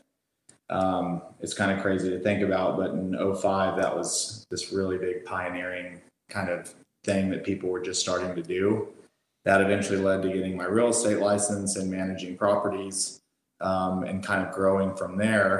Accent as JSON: {"language": "English", "town": "Fort Worth", "region": "Texas", "country": "United States", "also_born_or_lived": "El Paso, Texas", "said": "I'm from Texas. I'm from Fort Worth, Texas, which is in the DFW Metroplex."}